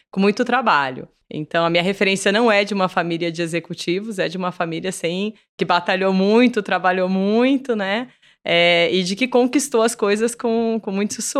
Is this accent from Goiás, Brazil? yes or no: no; São Carlos, São Paulo, Brazil; Eu venho de São Carlos, uma cidade do interior.